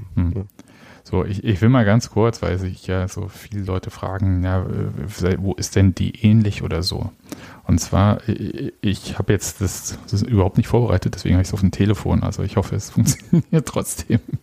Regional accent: Leipzig, Saxony, Germany; als gebürtiger Leipziger

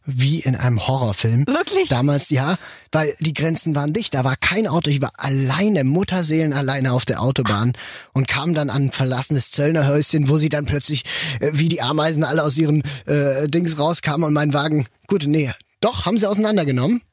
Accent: Switzerland; also born or lived in Basel; wir Schweizer

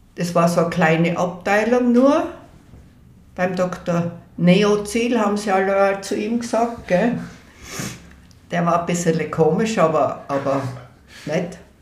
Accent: Innsbruck, Tyrol, Austria; Und dann sind wir aufgewachsen in der Höttingerau 24

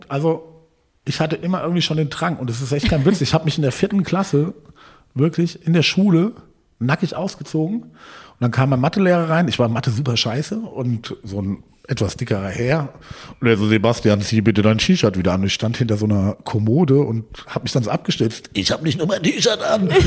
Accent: Hohensolms, Hesse, Germany; Äh, also ich komme nicht direkt aus Gießen, aus Hohensolms.

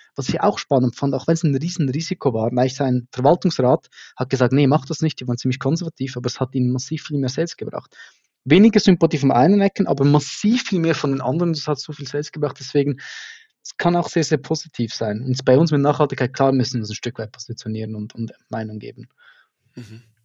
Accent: Switzerland; accent: Swiss German; mir als Schweizer aus einem kleinen Dorf

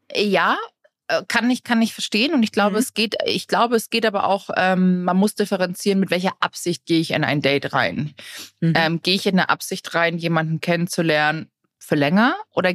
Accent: Germany

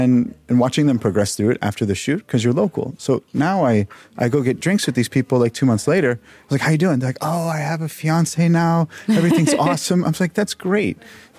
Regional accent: Dallas, Texas, United States; No, I'm from Dallas.

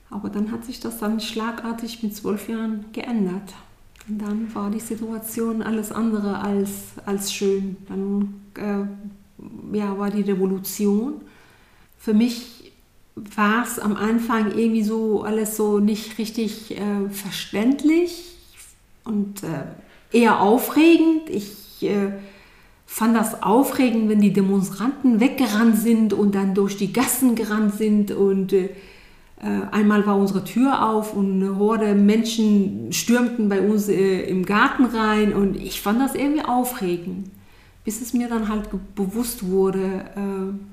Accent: Iran; now in Germany; meine Kindheit war im Grunde äh, wie die Kindheit vieler Kinder hier in Deutschland. Das war nicht anders.

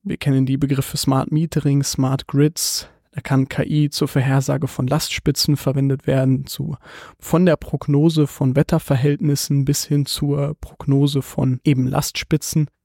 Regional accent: Munich, Bavaria, Germany; ich bin aus München

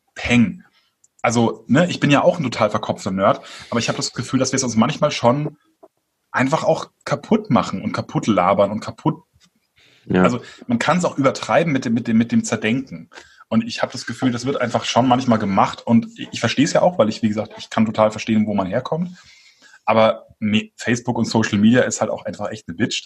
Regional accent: Franconia, Bavaria, Germany; moved away; als Exil-Franke

